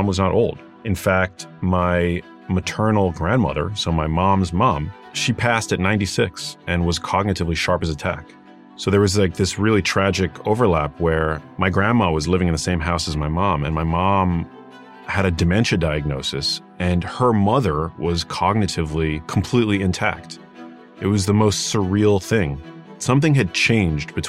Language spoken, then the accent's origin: English; New York City, New York, United States; I grew up in New York City, in Manhattan, in a neighborhood called Murray Hill